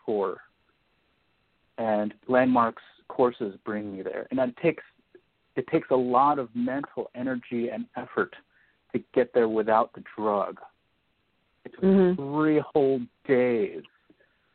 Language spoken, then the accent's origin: English; Philadelphia, Pennsylvania, United States; moved away as an adult; also born or lived in China; being Chinese American, but also growing up in Philadelphia.